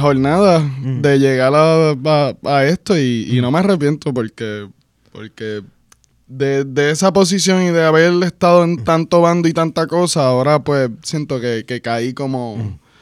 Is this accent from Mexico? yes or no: no; Puerto Rico